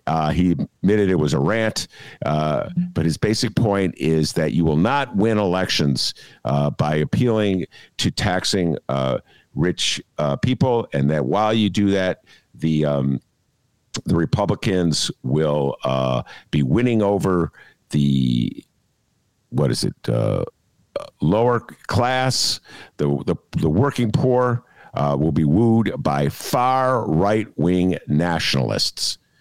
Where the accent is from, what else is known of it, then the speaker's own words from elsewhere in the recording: Evanston, Illinois, United States; moved away as an adult; now in Chicago, United States; I grew up in Evanston, uh, a very sheltered middle class suburb